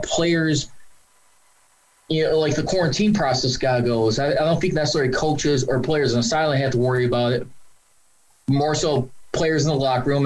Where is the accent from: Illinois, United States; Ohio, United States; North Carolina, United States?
Illinois, United States; Chicago; my hometown Chicago Bears